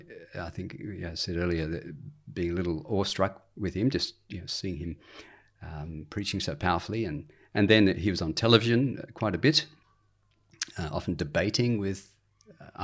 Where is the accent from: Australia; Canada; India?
Australia; Sydney, New South Wales; also born or lived in England / Hobart / Adelaide; I've certainly lived in Sydney most of my life. I did have a spell also in Hobart and another one in Adelaide. But yeah, born in England, spent the first few years of my life in England. But then about age four on, have been an Aussie.